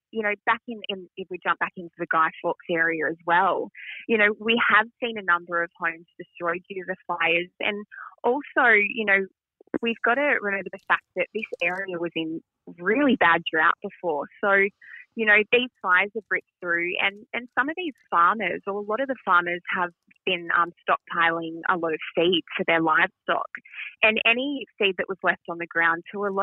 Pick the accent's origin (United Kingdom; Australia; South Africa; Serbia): Australia; we're beautiful people, Australians